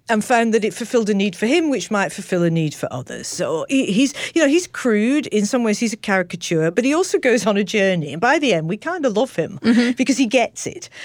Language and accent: English; Manchester, North West England, United Kingdom; I was born in Manchester